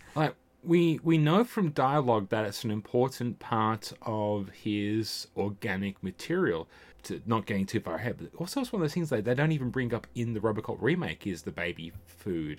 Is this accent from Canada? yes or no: no; Australia; born or raised there; also born or lived in England